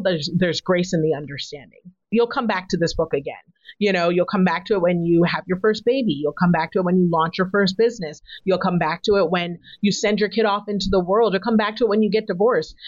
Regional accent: United States; my parents are African immigrants, but I was born in America

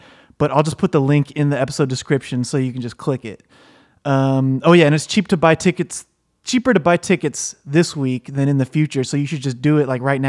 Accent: Tampa, Florida, United States; Yeah, I'm from Tampa. Right, I'm from there. Tampa Bay, actually, but I just moved here last week and I'm fucking psyched.

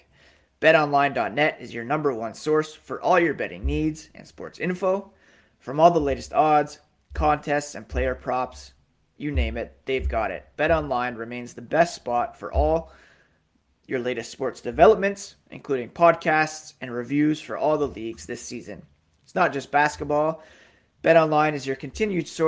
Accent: Ottawa, Ontario, Canada; also born or lived in Toronto, Ontario / Pickering, Ontario / Brockville, Ontario; I grew up in Ottawa.

